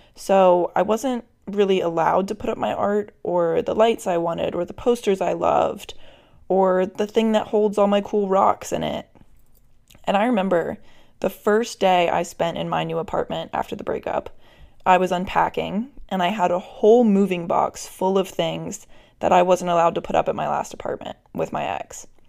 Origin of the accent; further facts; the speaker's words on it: Virginia, United States; moved away; I'm still in Virginia for the holidays